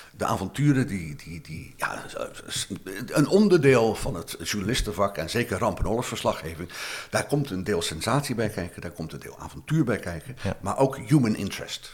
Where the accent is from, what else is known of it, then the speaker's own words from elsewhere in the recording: Rotterdam, South Holland, Netherlands; ik kom uit een arbeidersbuurt in Rotterdam